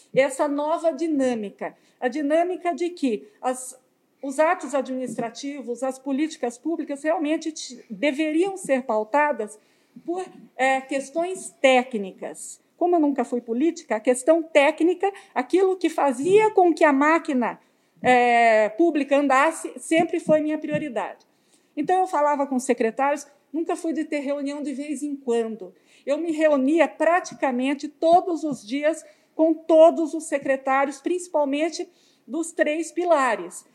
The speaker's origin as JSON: {"language": "Portuguese", "town": "Sorocaba", "region": "São Paulo", "country": "Brazil", "said": "nós que somos de Sorocaba"}